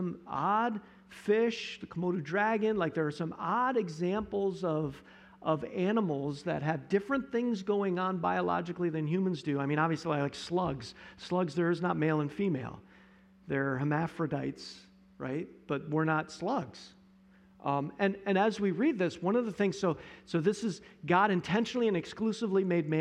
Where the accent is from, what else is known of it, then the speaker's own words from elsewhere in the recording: Johnson City, United States; when I was growing up in Johnson City